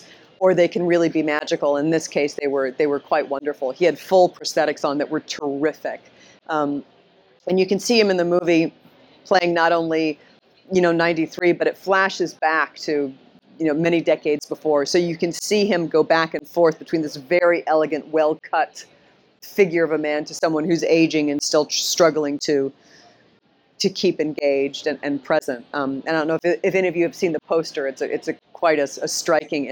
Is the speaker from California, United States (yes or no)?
no; New York City, New York, United States; I grew up here in Manhattan, and my father was a playwright and lived on the Upper West Side